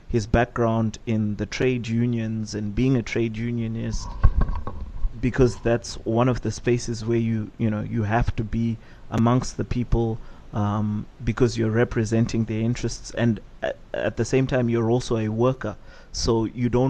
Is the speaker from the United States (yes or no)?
no; Buhera, Manicaland, Zimbabwe; I'm also from Buera